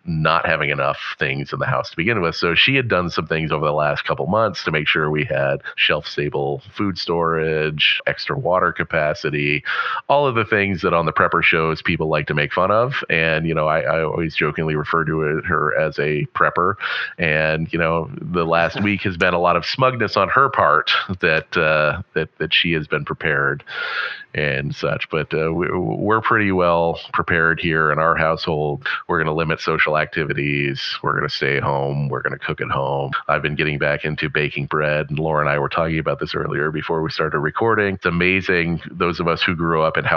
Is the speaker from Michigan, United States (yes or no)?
no; Western Pennsylvania, United States; growing up in Western Pennsylvania